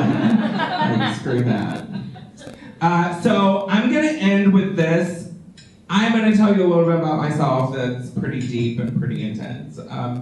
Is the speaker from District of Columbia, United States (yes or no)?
no; Texas, United States; moved away; also born or lived in Los Angeles / Wisconsin; I grew up in small town Texas